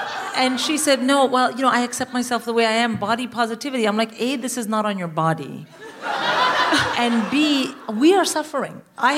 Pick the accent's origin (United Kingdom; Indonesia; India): India; I, as an Indian mother, I have lived in dread of social services knocking on my door since I had a child.